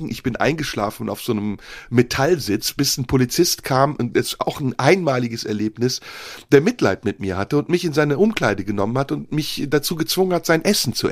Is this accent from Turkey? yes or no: yes; Turkey; ich darf essen, ich bin ja Türke, weil als